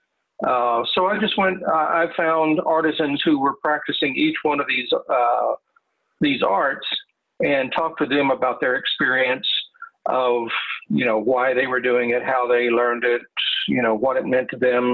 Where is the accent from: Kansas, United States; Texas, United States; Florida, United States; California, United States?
Texas, United States; moved away as an adult; also born or lived in Reading, Pennsylvania; now in Pennsylvania, United States; I'm originally from Texas